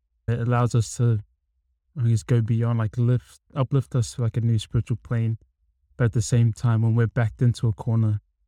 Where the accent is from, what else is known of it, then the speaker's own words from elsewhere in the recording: Auckland, New Zealand; also born or lived in Australia; I'm from Auckland, Central Auckland, born in Australia, but yeah, raised here